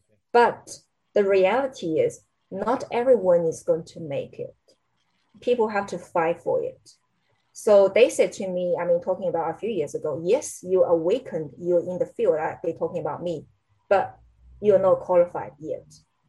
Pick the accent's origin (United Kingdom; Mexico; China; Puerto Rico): China; English is a second language; If I'm American, if I'm Canadian, I can say bloody anything I want to say, right? But I'm a Chinese.